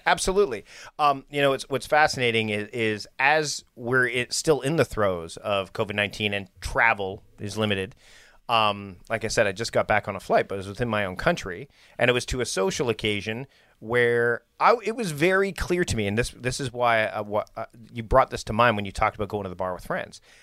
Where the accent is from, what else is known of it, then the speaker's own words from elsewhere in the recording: Victoria, British Columbia, Canada; here in my hometown of Victoria